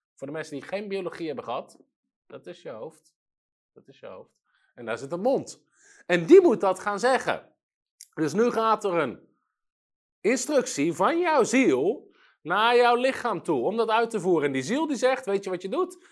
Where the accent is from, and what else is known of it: Netherlands